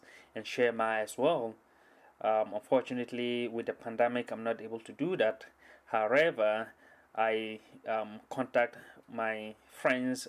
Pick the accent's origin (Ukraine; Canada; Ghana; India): Ghana; moved away as an adult; now in Seattle, United States; I come from Ghana.